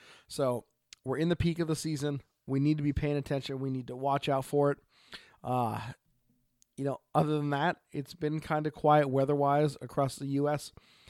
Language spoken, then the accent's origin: English; Oregon, United States; from Oregon.